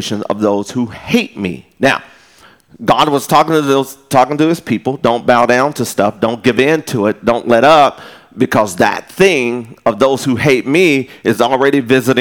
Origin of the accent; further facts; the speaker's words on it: West Texas, United States; now in Round Rock, United States; I'm from West Texas where it don't rain that mud